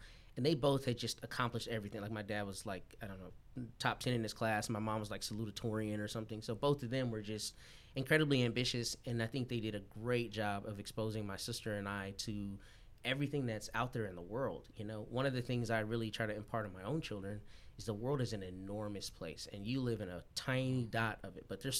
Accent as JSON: {"language": "English", "town": "Austin", "region": "Texas", "country": "United States", "tie": "born or raised there", "also_born_or_lived": "Washington, D.C. / Toledo, Ohio", "moved": "as an adult", "lives_now": "Corpus Christi, United States", "said": "my parents went to Texas, and they met as undergrads, graduated, got married, stayed in Austin. So my sister and I were both born and raised there in Austin."}